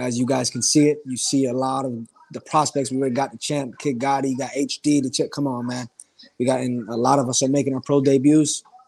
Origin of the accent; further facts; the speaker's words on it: South Florida, United States; also born or lived in New York; South Florida is my, my home. You know, I was born in New York, but I lived in Florida my whole life